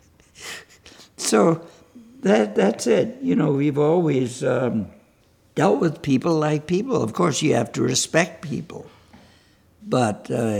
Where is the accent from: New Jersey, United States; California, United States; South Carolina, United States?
South Carolina, United States; Charleston; Charleston, South Carolina